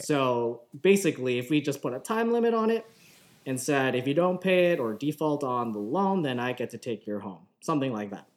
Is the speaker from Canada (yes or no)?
yes; Markham, Ontario, Canada; I grew up in Markham